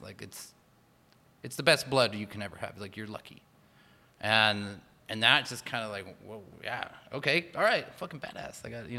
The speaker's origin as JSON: {"language": "English", "town": "Chula Vista", "region": "California", "country": "United States", "tie": "born or raised there", "said": "I was born and raised in Chula Vista."}